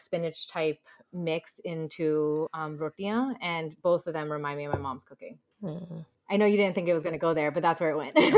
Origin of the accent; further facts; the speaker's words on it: around New York City, New Jersey, United States; also born or lived in Punjab (ancestry); I grew up around New York City